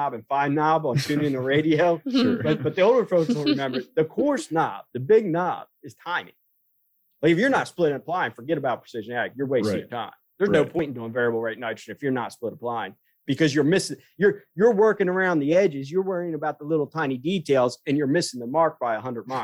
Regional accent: Delmarva Peninsula, United States; where I grew up on the Delmarva

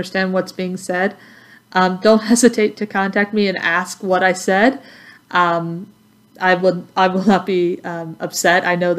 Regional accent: Texas, United States; accent: southern; first language English; also born or lived in southern United States; now in Lincoln, United States; English is my native language. But because I grew up in Texas and have spent a lot of time in the southern United States, I may occasionally say things that are southern slang or southern colloquialisms

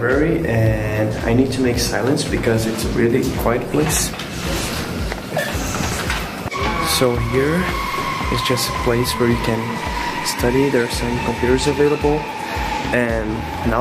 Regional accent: Porto Alegre, Rio Grande do Sul, Brazil; moved away as an adult; now in Lincoln, United States; I'm from Brazil, from Porto Alegre

